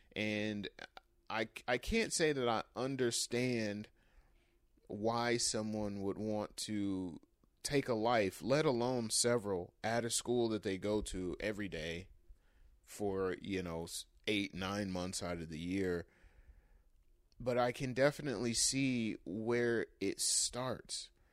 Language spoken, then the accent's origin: English; Michigan, United States; My home state of Michigan